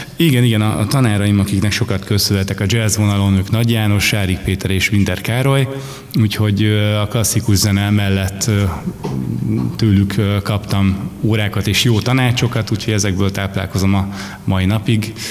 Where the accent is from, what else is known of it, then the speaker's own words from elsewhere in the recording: Tamási, Tolna, Hungary; also born or lived in Pécs; én valóban Pécsen születtem, de aztán elég hamar Tamásiba, ö, költöztünk, és én ott nevelkedtem